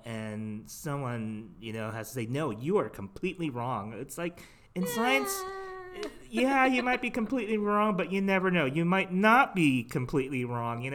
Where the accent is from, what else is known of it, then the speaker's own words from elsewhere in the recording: South Bay, Southern California, United States; growing up as a kid, we had, the ocean just right there as your backyard